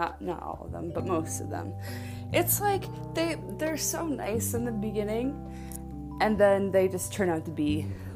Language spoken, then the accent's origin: English; Buffalo, New York, United States; moved away; I'm from Buffalo